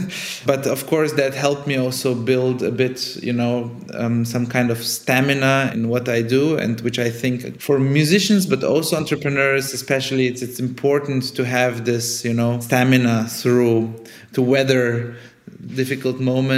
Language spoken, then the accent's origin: English; Germany; first language Italian; also born or lived in Sofia, Bulgaria / Italy; I was born in Sofia in Bulgaria. Then my family moved to Italy when I was 1 year old. So Italian was kind of my first actual conscious language, together with Bulgarian, of course. And then we moved to Germany when I was 6, on the French border.